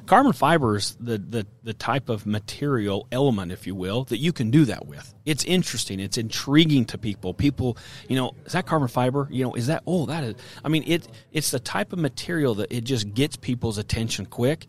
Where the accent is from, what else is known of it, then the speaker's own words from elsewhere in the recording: Utah, United States; I'm from Utah. A lot of elk hunting in Utah